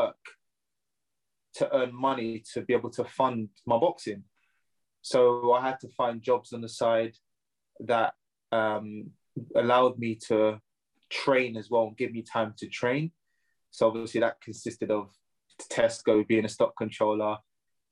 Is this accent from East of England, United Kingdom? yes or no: no; Surrey, South East England, United Kingdom; I'm from Surrey, just the outskirts of London. But it was good. I had a good upbringing